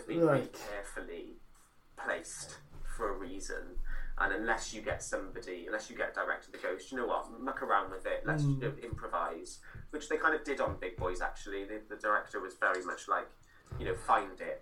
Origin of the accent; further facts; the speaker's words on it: Cardiff, Wales, United Kingdom; I'm from Splott